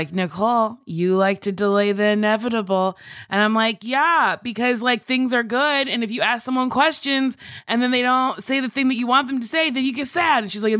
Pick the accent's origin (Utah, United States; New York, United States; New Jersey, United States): New Jersey, United States; I'm from Jersey.